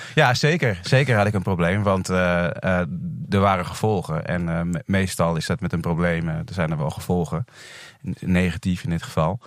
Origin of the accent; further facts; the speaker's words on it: Netherlands; also born or lived in Indonesia; Drie maanden eh, was ik toen ik naar Nederland kwam